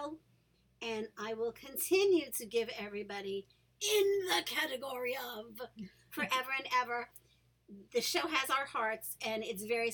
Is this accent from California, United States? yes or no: no; New York City, New York, United States; growing up in New York City, a place where people of not only color and race differences are accepted